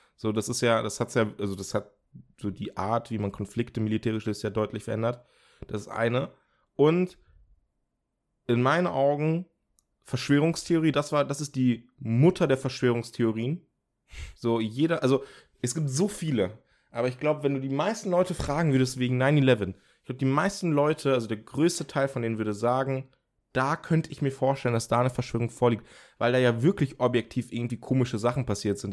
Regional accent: Germany; bei uns in Deutschland

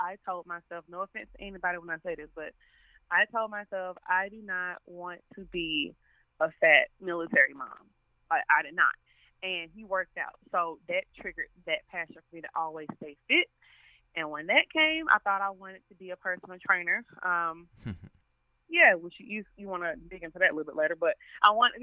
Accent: Riverdale, Georgia, United States; also born or lived in Atlanta, Georgia; I am originally from the south side of Georgia. A lot of people think the south side is just College Park, but I'm actually from Riverdale

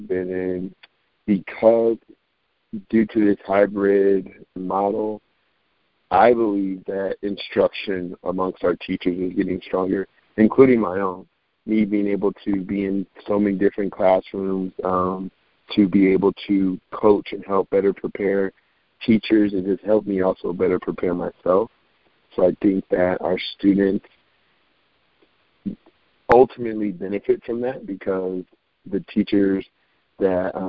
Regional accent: Aurora, Colorado, United States; also born or lived in Denver, Colorado; by way of Aurora, Colorado. I couldn't be me if I didn't represent the suburb I was from, right outside the city, good old Aurora

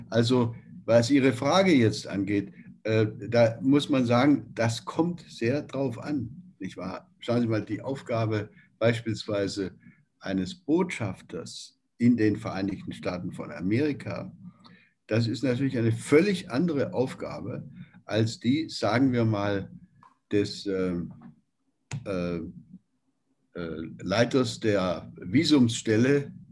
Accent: Nürtingen, Baden-Württemberg, Germany; also born or lived in Beuren; Ähm, ich bin selbst ja in ganz in der Nähe

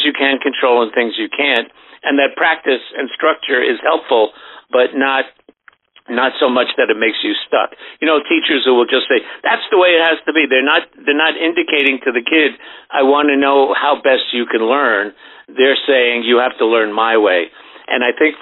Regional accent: New York City, New York, United States; I grew up in Brooklyn before it was unlivable

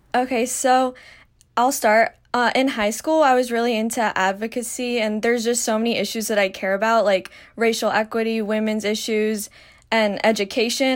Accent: Miami, Florida, United States; I'm from Miami, Florida

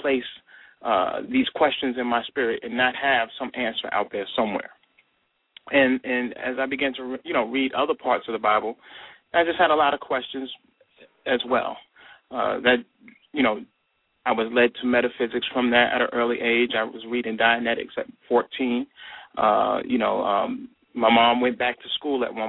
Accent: New York, United States; I'm originally from New York

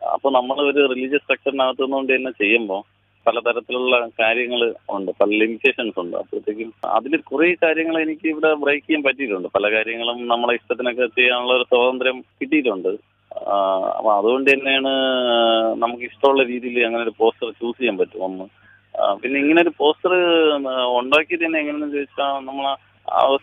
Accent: Azhimala, Kerala, India; ഞാൻ ജനിച്ചു നാട്ടിലാണല്ലോ

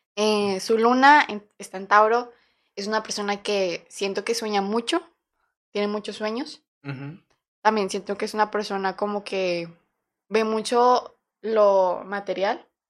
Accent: Torreón, Coahuila, Mexico; nosotros nacimos en Coahuila, Torreón

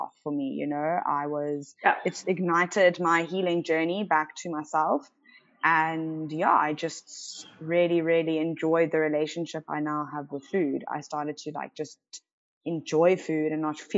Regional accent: Cape Town, Western Cape, South Africa; born and bred in Cape Town

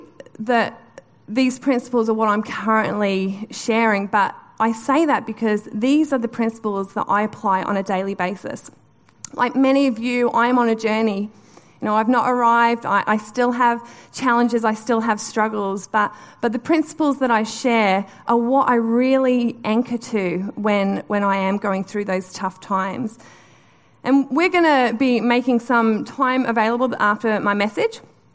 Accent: Newcastle, North East England, United Kingdom; So I grew up in Newcastle, which is a beautiful part of the world.

